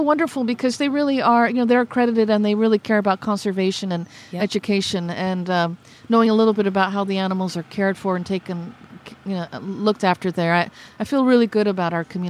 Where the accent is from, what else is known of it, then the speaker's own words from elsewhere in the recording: Napa Valley, California, United States; also born or lived in Terceira, Azores, Portugal; I grew up in the Napa Valley, and in an immigrant family. We came to the new country in the late 1960s, and we eventually made our way up to Napa.